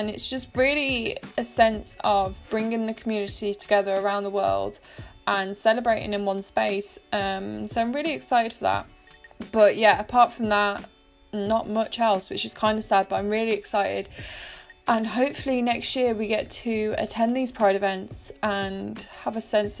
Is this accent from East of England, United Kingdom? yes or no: no; Birmingham, West Midlands, United Kingdom; I'm from Birmingham